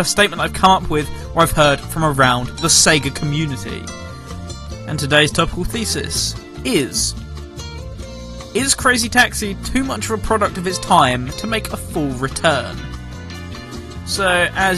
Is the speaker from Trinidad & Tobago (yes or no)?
no; England, United Kingdom; I'm English